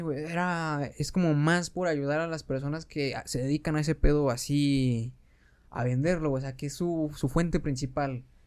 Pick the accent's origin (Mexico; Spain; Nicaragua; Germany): Mexico; como pinches mexicanos